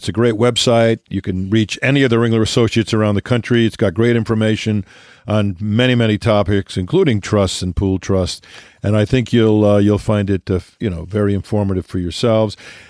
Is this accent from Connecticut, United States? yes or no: yes; Connecticut, United States; My home state, I take offense to that.